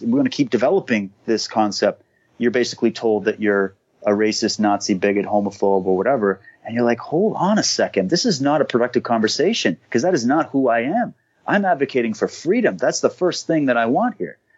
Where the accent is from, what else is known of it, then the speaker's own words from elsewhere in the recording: Canada; I'm Canadian